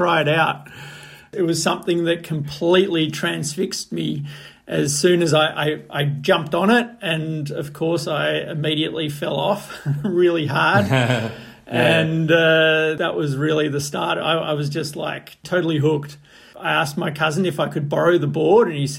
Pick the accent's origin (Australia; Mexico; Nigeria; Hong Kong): Australia; Melbourne, Victoria; moved away as an adult; also born or lived in Papua New Guinea; now in Europe; I was born in Melbourne, Australia, and I actually grew up in Papua New Guinea from age 5 to around 10, and then was in Australia again.